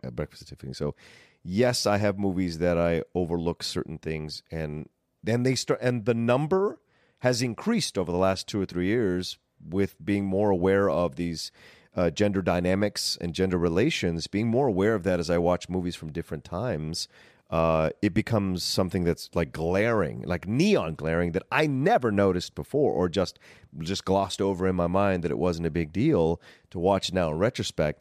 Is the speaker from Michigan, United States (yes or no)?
no; Southern Virginia, United States; moved away as an adult; also born or lived in Woodbridge, Virginia; now in Los Angeles, United States; Growing up in Virginia, Southern Virginia, people were very courteous